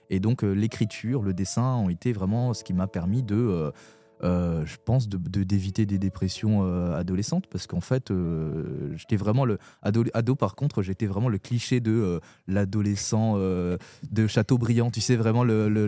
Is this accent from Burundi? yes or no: yes; Burundi; à l'adolescence, comme je suis retourné au Burundi, mon pays d'origine